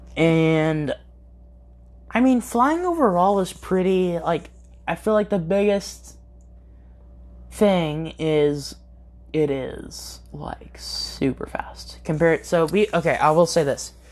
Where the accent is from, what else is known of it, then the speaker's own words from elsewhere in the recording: California, United States; moved away; I am from California, I do miss In and Out